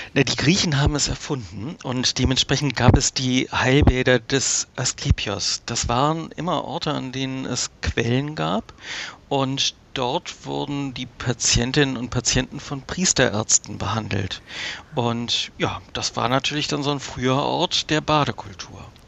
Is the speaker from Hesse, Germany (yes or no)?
no; Hamburg, Germany; meine Heimatstadt Hamburg